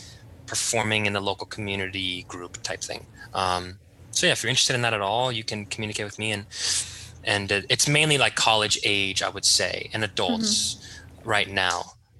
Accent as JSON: {"language": "English", "town": "Rhodes", "region": "South Aegean", "country": "Greece", "said": "I think I have a bias because I'm from Rhodos, but I really do like the wedding tradition."}